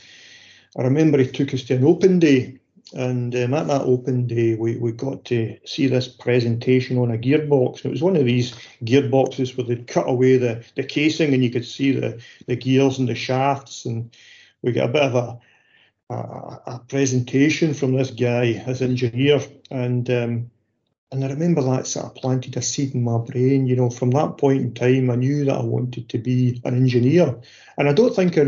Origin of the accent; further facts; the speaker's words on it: Paisley, Scotland, United Kingdom; I was born in Seatill Road in Paisley. And I lived there with my parents and my younger brother. Stayed there to quite a young age, probably 4 or 5, we moved up to Foxbar